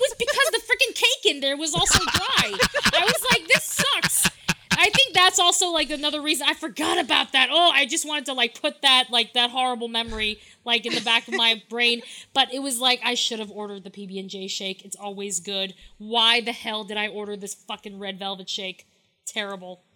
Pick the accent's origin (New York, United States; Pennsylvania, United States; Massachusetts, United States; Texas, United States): New York, United States; I'm from New York